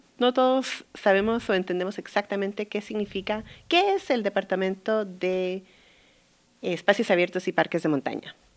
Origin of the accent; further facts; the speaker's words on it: Guatemala; moved away; yo crecí en Guatemala